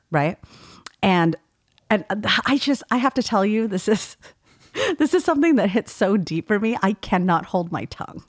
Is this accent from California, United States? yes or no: yes; California, United States; I'm from California